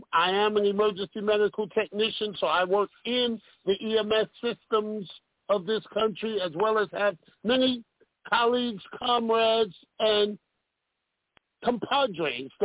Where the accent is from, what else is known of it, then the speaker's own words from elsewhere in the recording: New York City, New York, United States; now in Detroit, United States; I'm from Brooklyn, New York. Bed-Stuy